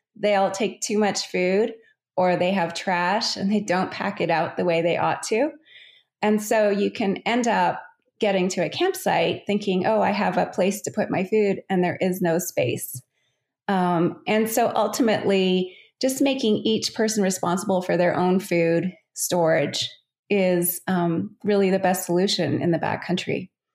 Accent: Calgary, Alberta, Canada; I grew up in Calgary, which is just uh, at the base of the Rocky Mountains in Canada.

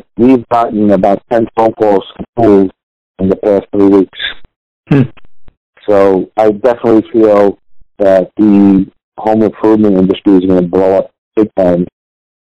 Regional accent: New York City, New York, United States; I grew up in the Bronx. So the fire hydrant was my pool

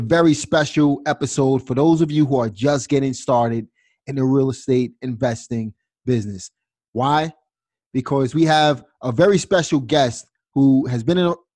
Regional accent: New York City, New York, United States; I'm from Brooklyn, New York

